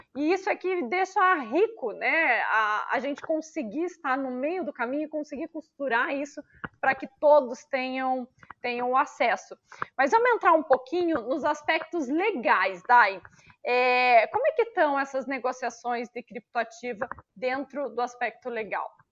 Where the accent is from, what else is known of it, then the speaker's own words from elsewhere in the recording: Brazil; nós brasileiros